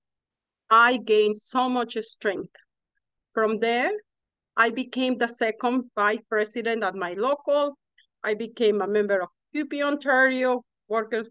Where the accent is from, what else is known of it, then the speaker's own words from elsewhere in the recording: Mexico; English is a second language; moved away as an adult; now in Canada; so I'm originally from Mexico, as you can hear